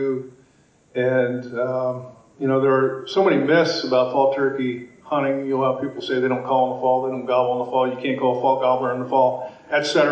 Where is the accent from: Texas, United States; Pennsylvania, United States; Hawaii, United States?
Pennsylvania, United States; moved away as an adult; now in Maine, United States; I was born and raised in Pennsylvania, grew up turkey hunting there, and now live in Maine